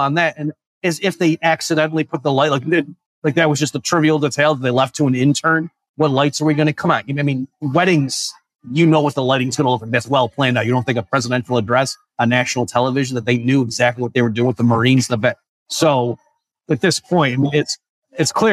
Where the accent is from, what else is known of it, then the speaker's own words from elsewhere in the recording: upstate New York, United States; moved away; also born or lived in Texas; I was in upstate New York